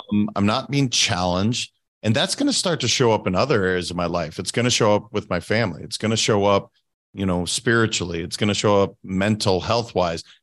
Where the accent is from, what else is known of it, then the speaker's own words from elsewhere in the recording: Montana, United States; moved away as an adult; I'm from Montana originally. Now, I've been away from Montana for over, oh my gosh, twenty-two years now.